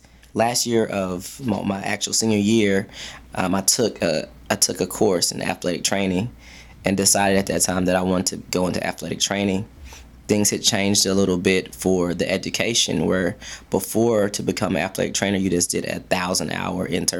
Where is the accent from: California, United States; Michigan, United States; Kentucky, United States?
Kentucky, United States; Fort Knox; also born or lived in Alabama; I am from Fort Knox, Kentucky, by way of Alabama.